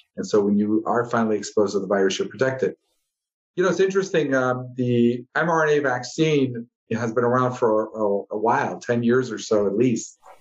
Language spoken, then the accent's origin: English; Chicago, Illinois, United States; moved away as an adult; also born or lived in Ohio / Los Angeles; now in Southern Nevada, United States; grew up uh, in the Midwest in Chicago